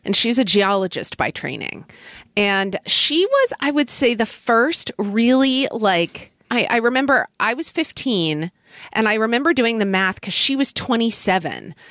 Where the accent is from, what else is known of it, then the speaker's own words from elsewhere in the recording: Oklahoma City, Oklahoma, United States; growing up in Oklahoma